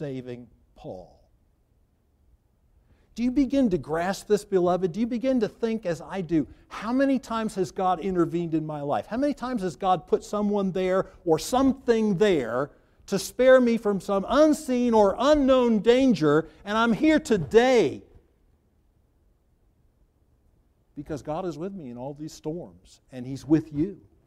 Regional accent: Charleston, South Carolina, United States; I grew up in Charleston

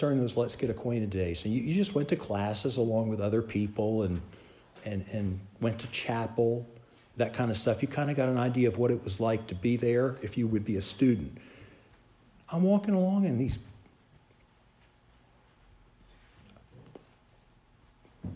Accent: Charleston, South Carolina, United States; I grew up in Charleston, South Carolina

